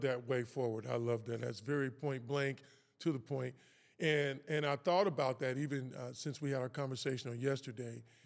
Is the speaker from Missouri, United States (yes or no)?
yes; Kansas City, Missouri, United States; also born or lived in West Coast; Kansas City, Missouri is, is, is where I'm from. That's where I was born and raised.